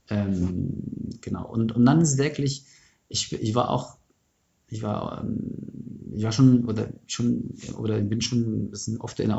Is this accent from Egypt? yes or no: yes; Egypt; also ich komme aus Ägypten, aus der ägyptischen Revolution, das ist schon meine Biografie.